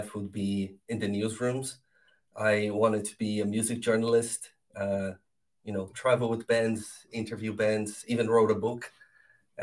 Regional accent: Brazil; moved away as an adult; also born or lived in Argentina / Netherlands; now in Ireland; I'm from Brazil, and I started jumping countries. I did a bit of SEO in Argentina, and then I did a few years in Holland, and the last 6 years I've been in Ireland.

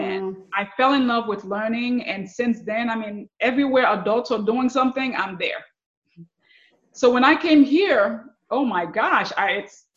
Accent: Haiti; English is a second language; also born or lived in New York / Miami, Florida; now in Central Florida, United States; growing up in Haiti.

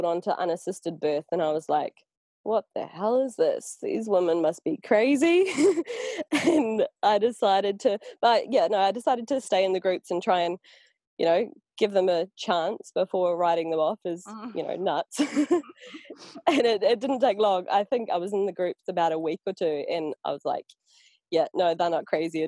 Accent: New Zealand; now in Portugal; I come from New Zealand

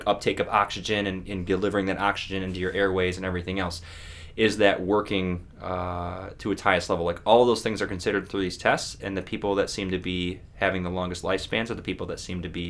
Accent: Buffalo, New York, United States; I'm from Buffalo

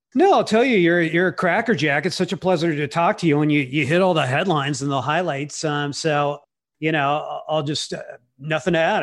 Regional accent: California, United States; I'm from California

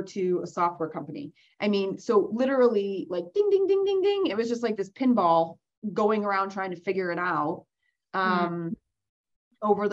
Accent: Vermont, United States; moved away as an adult; moved back to Vermont where I originally was born and raised

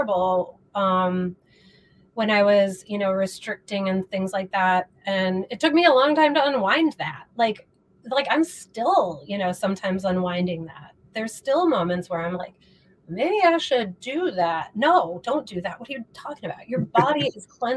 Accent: Midwest, United States; moved away as an adult; now in Los Angeles, United States; I'm from the Midwest, and moved to LA about 4.5 years ago

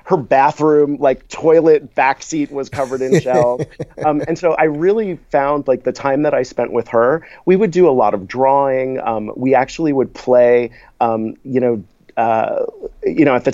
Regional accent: South Florida, United States; I grew up in South Florida

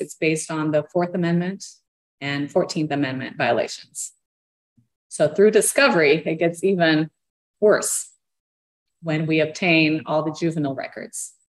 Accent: Brazil; moved away; We're from Brazil

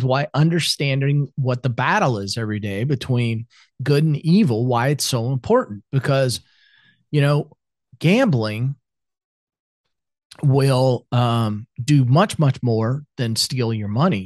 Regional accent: Iowa, United States; moved away as an adult; also born or lived in South Carolina; now in Atlanta, United States; I grew up in Iowa, I was back home

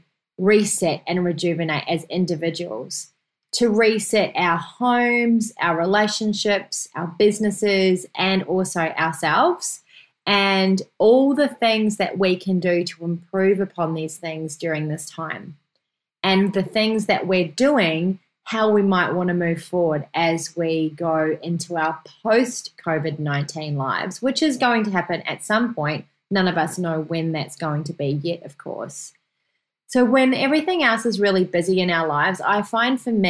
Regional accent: New Zealand; moved away; my home country, New Zealand

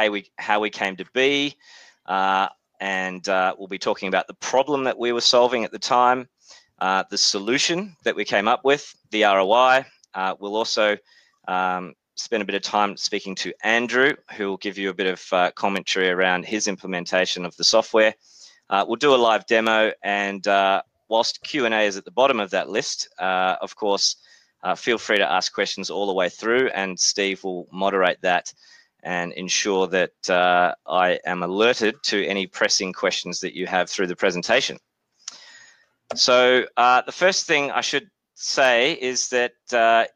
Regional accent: Australia; accent: Australian; also born or lived in New Zealand; As you can tell from my accent, I'm obviously from Australia, but was born in New Zealand

